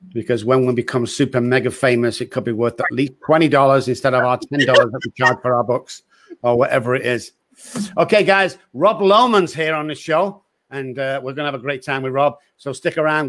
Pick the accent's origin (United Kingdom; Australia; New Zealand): United Kingdom; England; moved away; I'm English, I'm like, "Where are you from?" And, uh, I say, "England."